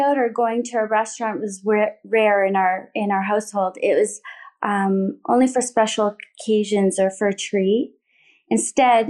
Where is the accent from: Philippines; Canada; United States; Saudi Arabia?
Canada; Thorold, Ontario; We lived in a modest neighborhood in the small town of Thorold on the Niagara Peninsula.